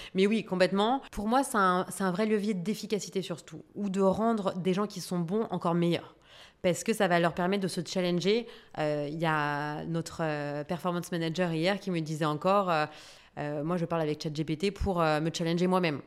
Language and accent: French; France; en tant que Française